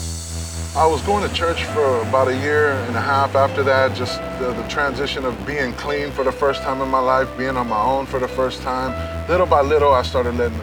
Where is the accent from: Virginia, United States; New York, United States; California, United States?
California, United States; San Francisco; I grew up here in San Francisco in the Mission District.